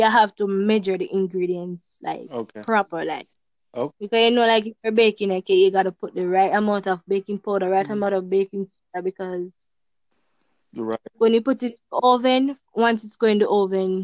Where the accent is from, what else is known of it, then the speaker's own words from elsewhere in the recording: Jamaica; I'm from Jamaica